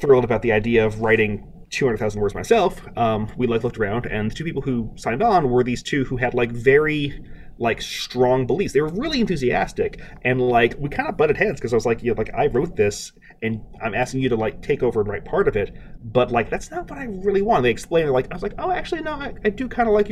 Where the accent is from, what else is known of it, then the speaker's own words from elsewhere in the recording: Beaumont, Texas, United States; now in Atlanta, United States; my hometown, Beaumont, Texas, was the site of the first ever oil gusher